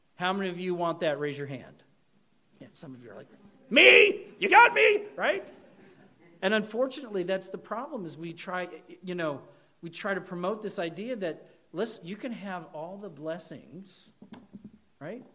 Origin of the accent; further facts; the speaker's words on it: United States; We as American Christians